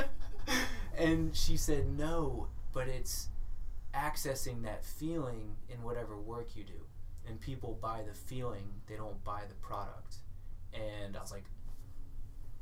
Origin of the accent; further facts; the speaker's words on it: Florida, United States; also born or lived in Thailand; now in Portland, United States; I grew up in Florida, lived in Thailand for a few years, and I've been here.